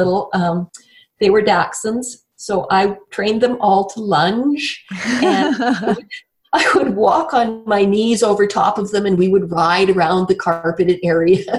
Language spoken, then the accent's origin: English; Banff, Alberta, Canada; I was born in Banff, Alberta. And there's not very many people that can sort of say that. Banff used to be a very tiny little tourist town. Mm. And when I was growing up